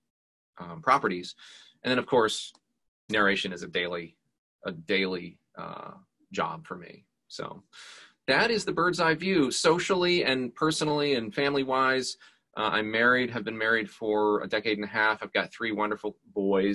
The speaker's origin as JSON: {"language": "English", "region": "Georgia", "country": "United States", "tie": "born or raised there", "also_born_or_lived": "Pennsylvania", "said": "grew up here in Georgia for 49 of my 51 years"}